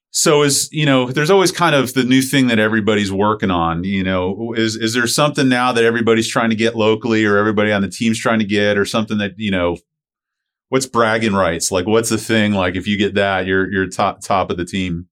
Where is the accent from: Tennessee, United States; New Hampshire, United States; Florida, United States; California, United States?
Florida, United States; St. Petersburg; Chris and I grew up over in Saint Pete